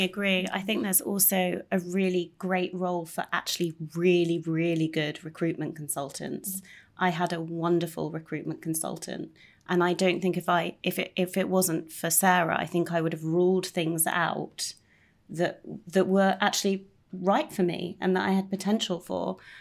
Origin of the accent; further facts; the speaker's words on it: United Kingdom; being quite British